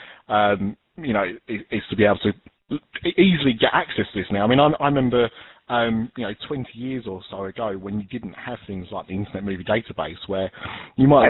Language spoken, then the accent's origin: English; United Kingdom; we've got silly accents being British